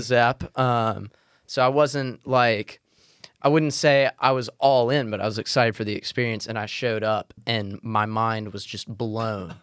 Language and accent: English; Mississippi, United States; as a Mississippian